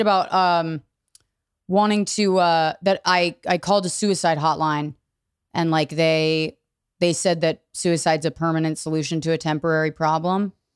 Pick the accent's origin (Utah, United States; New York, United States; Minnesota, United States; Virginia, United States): Virginia, United States; outside DC; I grew up in Virginia